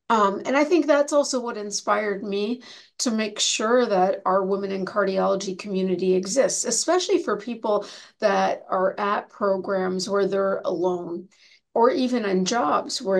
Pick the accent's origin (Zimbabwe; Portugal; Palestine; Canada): Canada; moved away as an adult; now in United States; I came from Canada to the United States to do my residency and fellowship